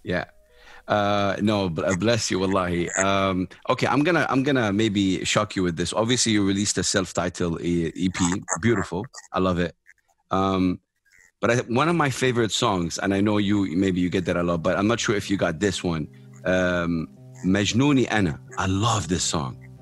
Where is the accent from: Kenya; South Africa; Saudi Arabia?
Saudi Arabia; I'm from Saudi Arabia